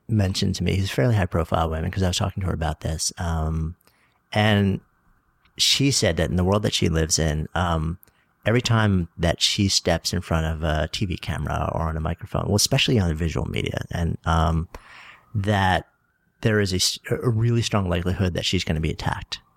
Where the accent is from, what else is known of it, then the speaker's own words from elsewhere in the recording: Port Washington, New York, United States; now in New York City, United States; I grew up on, on Long Island, on a peninsula. I was East Egg from the Great Gatsby, Port Washington